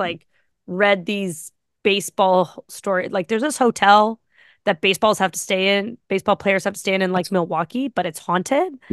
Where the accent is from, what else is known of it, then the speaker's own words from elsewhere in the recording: Ottawa, Ontario, Canada; moved away as an adult; also born or lived in Carp, Ontario; now in Toronto, Canada; I'm from Ottawa